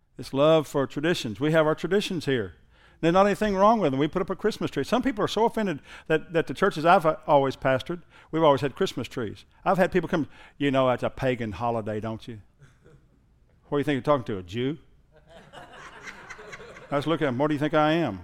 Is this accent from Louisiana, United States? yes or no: no; Southern Oklahoma, United States; I'm from Southern Oklahoma